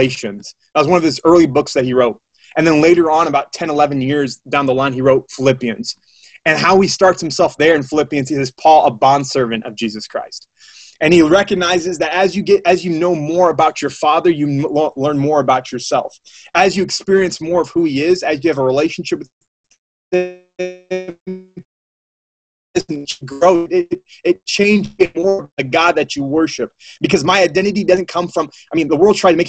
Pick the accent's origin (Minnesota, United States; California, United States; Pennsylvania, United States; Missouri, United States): Missouri, United States; West Plains; I'm from West Plains, Missouri